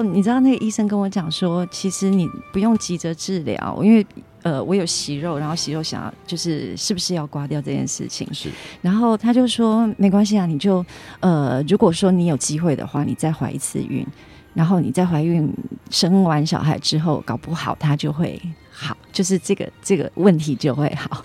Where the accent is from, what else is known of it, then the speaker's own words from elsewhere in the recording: Chiayi County, Taiwan; 我是嘉义人。 是。然后新港离我家很近